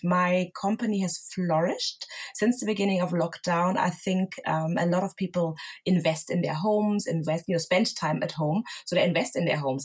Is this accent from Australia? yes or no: no; Germany; moved away as an adult; also born or lived in Lagos, Nigeria (family origin); now in London, United Kingdom; I grew up and was born and raised in Germany